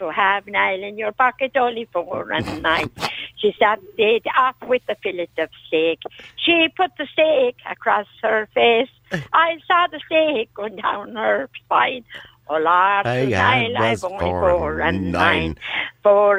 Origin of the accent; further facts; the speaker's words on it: County Kerry, Ireland; Well, I'm a sort of back the Killarney direction.